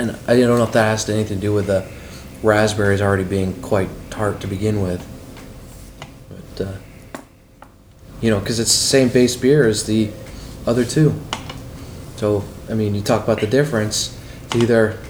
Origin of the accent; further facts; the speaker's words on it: Bangor, Maine, United States; I grew up in Bangor, Maine